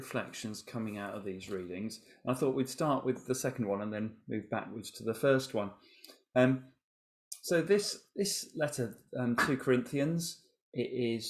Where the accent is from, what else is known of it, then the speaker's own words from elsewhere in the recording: England, United Kingdom; we're English